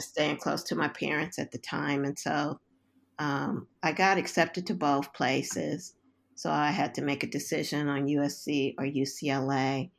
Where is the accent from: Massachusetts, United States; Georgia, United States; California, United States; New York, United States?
California, United States; Los Angeles; moved away; I was, um, born and raised in South Central Los Angeles